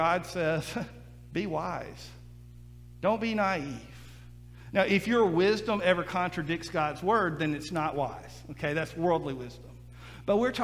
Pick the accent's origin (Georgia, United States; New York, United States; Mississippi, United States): Mississippi, United States; Mississippi Gulf Coast, United States; I grew up on the Mississippi Gulf Coast and we dealt with hurricanes all the time